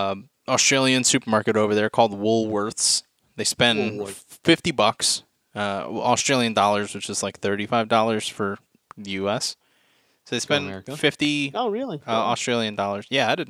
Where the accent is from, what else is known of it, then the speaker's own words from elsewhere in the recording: United States; We're American.